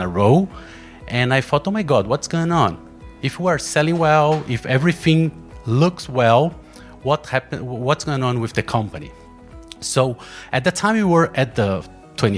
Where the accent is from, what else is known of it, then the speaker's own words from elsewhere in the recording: Brazil; English is a second language; I'm from Brazil